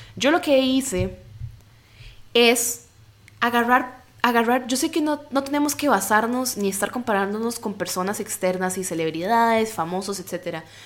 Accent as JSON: {"language": "Spanish", "country": "Costa Rica", "said": "soy de Costa Rica y tengo un cuerpo latino"}